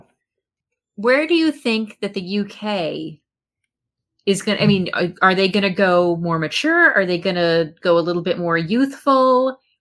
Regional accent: United States; as an American fan

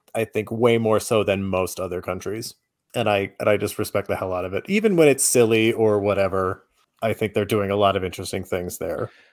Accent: United States; as an American, it hit a little bit differently

